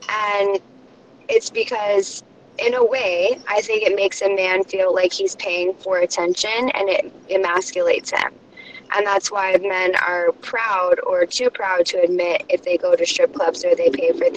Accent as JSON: {"language": "English", "region": "California", "country": "United States", "said": "I'm from California"}